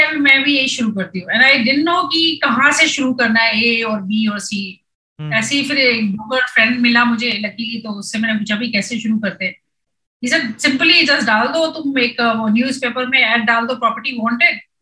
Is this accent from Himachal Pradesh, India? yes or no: no; Kashipur, Uttarakhand, India; now in Pune, India; मैं उत्तराखंड से हूँ पहले तो यूपी होता था अभी उत्तराखंड हो गया हो very small town call Kashipur near to Jim Corbett